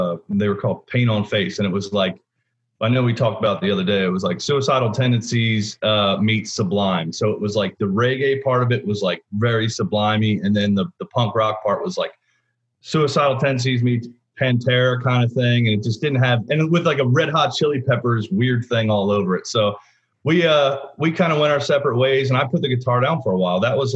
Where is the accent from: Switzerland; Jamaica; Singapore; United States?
United States; Springfield, Pennsylvania; moved away as an adult; also born or lived in Roswell, Georgia / West Chester, Pennsylvania; now in Nashville, United States; So I grew up in Delaware County, Springfield, PA, and then moved to Westchester during high school, and was there, and I moved to Nashville. I'm 38 now. I moved to Nashville when I was 30 years old.